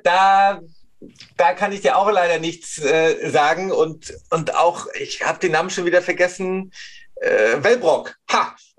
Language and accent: German; Rostock, Mecklenburg-Vorpommern, Germany; ich bin ein Ostseekind